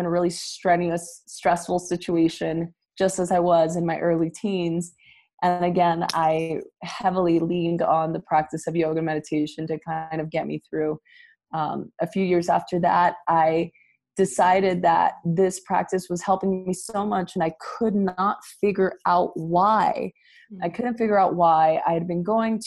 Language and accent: English; Los Angeles, California, United States; I am originally from East